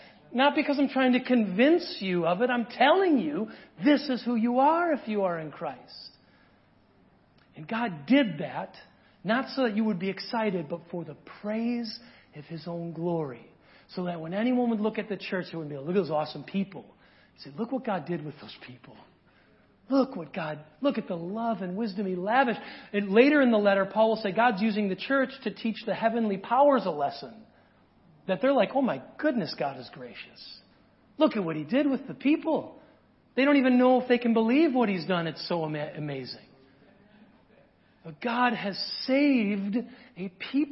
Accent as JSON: {"language": "English", "region": "small town rural Wisconsin", "country": "United States", "said": "I'm from small town rural Wisconsin"}